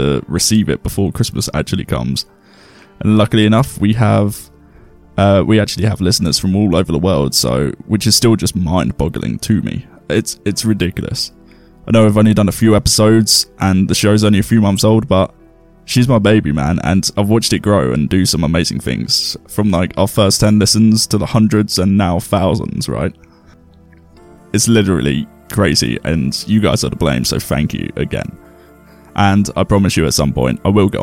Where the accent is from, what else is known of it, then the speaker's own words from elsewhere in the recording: England, United Kingdom; we're English